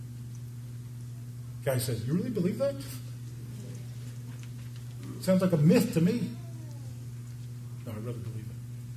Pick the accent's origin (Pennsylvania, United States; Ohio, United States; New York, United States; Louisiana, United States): Louisiana, United States; New Orleans; moved away; I grew up in New Orleans